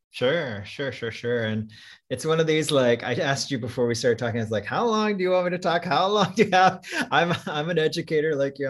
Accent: Iowa, United States; moved away; growing up in Iowa as the, the child of Filipino immigrants

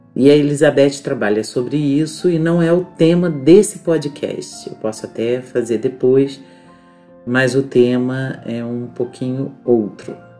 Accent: Petrópolis, Rio de Janeiro, Brazil; eu cresci numa rua, numa rua em Petrópolis, num bairro chamado Alto da Serra

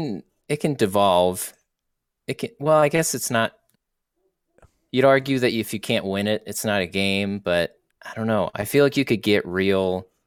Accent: United Kingdom; I'm from Europe.

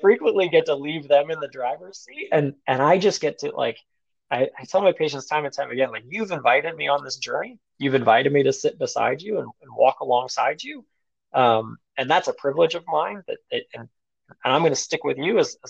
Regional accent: United States; I'm an American.

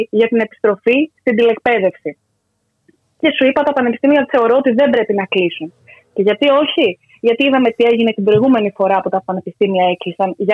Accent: Aigaleo, Attica, Greece; εγώ που είμαι και από Εγάλεο, να χαρούν λίγο τα δυτικά προάστια.

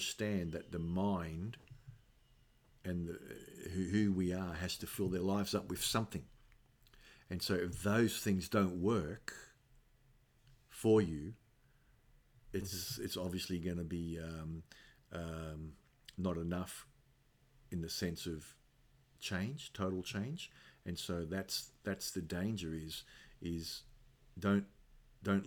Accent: Australia; also born or lived in Naples, Italy; I was born in Australia

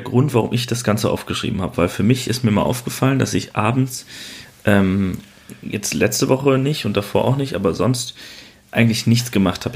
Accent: Waldbröl, North Rhine-Westphalia, Germany; in meiner Heimat ähm, gibt es quasi nichts, was spannend ist. Ne? Also im wunderschönen Waldbrüll

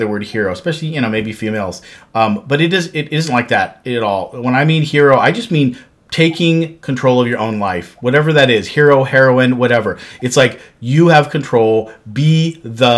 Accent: Montana, United States; now in Kansas City, United States; grew up in Montana

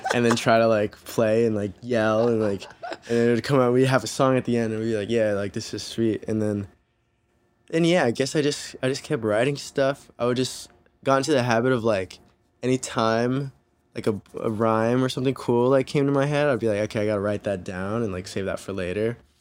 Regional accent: Santa Ana, California, United States; also born or lived in Newport Beach, California; now in Los Angeles, United States; I'm from Santa Ana

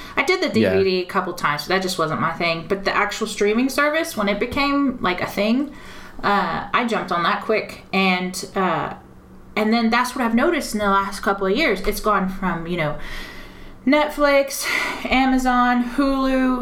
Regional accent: United States; now in United Kingdom; as an American

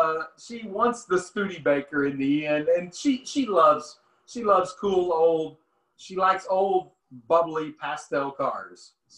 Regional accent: Cherokee City, Arkansas, United States; also born or lived in Siloam Springs; Well, I was born and raised in Cherokee City, which is, 15 miles outside of Siloam. Hmm. So yeah, I was actually born in Siloam, but I lived out there with my grandpa most of my life.

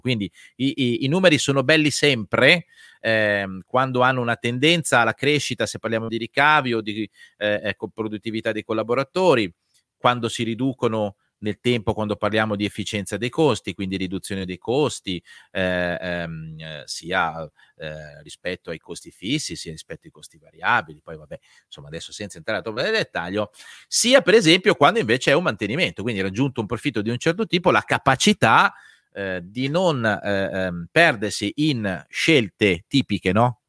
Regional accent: Lombardy, Italy; da buon lombardo con l'articolo davanti

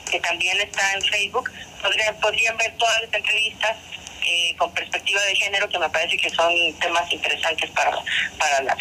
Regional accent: Monterrey, Nuevo León, Mexico; Nosotros somos de Monterrey

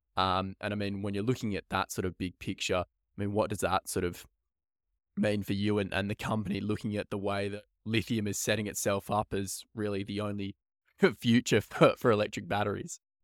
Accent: Perth, Western Australia, Australia; born and bred in Perth

